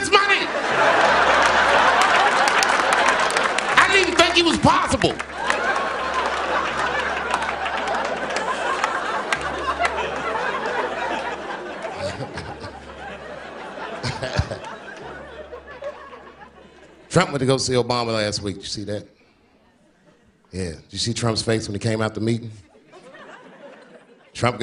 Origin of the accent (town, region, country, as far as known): Washington, District of Columbia, United States; born or raised there; moved away